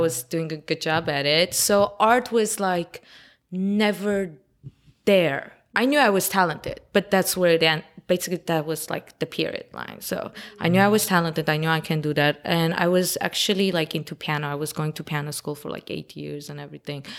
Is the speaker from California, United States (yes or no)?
yes; Los Angeles, California, United States; English is a second language; also born or lived in Armenia; I'm basically local L A, 'cause I've been living here since I was ten